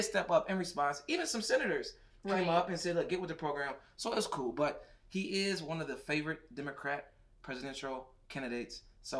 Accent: Michigan, United States; we're from Michigan

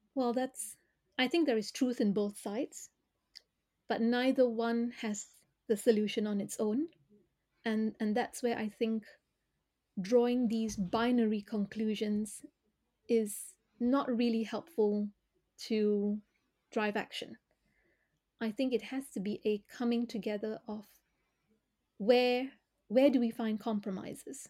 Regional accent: Malaysia; moved away; I grew up in Malaysia.

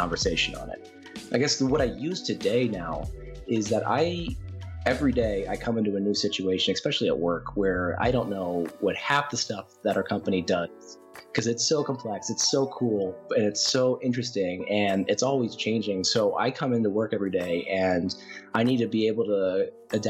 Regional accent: Atlanta, Georgia, United States; moved away as an adult; now in Colorado, United States; I grew up mostly in Atlanta, Georgia from ages 6 onward

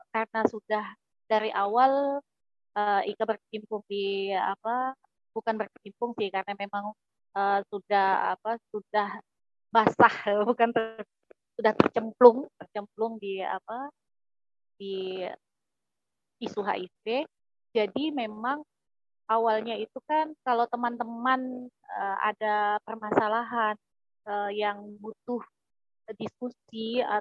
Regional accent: Sintang, West Kalimantan, Indonesia; Saya aslinya dari Kalimantan Barat, khususnya di Kabupaten Sintang.

